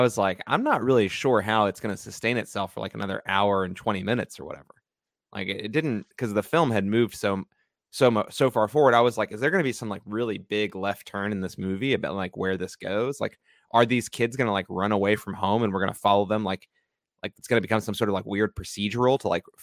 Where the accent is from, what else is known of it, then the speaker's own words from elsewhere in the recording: United States; we as American viewers